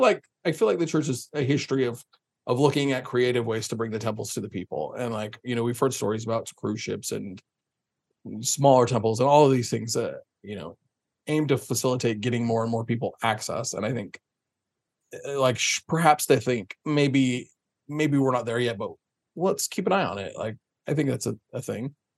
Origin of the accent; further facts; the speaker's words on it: Springville, Utah, United States; I grew up in Springville